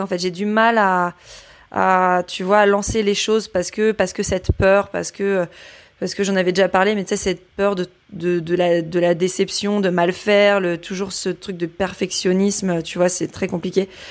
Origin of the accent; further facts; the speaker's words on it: Brittany, France; also born or lived in Rennes / Les Sables-d'Olonne; now in Nantes, France; je suis bretonne